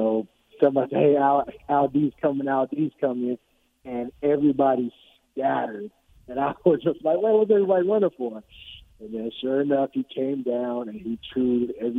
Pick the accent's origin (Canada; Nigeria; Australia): Nigeria; moved away; also born or lived in California; growing up in Nigeria and coming over to California